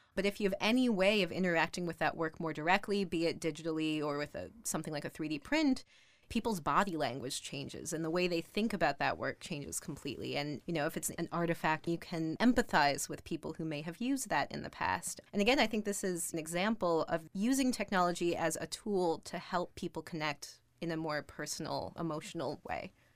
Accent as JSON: {"language": "English", "town": "Minneapolis", "region": "Minnesota", "country": "United States", "tie": "born or raised there", "said": "I grew up in Minneapolis"}